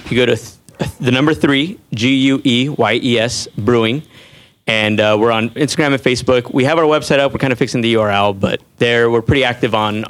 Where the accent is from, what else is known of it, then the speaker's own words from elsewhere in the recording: Los Angeles, California, United States; Native Sons from Boyle Heights. We grew up there